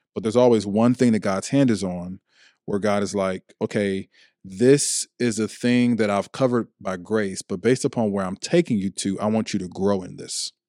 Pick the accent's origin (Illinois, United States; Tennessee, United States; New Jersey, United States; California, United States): Illinois, United States; Chicago; also born or lived in Ohio; now in Washington, D.C. metropolitan area, United States; I'm from Chicago, Illinois. I've lived in Ohio. I now live in the D C metropolitan area.